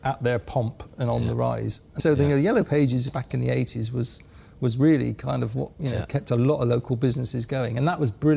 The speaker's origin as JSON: {"language": "English", "town": "Bristol", "region": "South West England", "country": "United Kingdom", "said": "I was from Bristol"}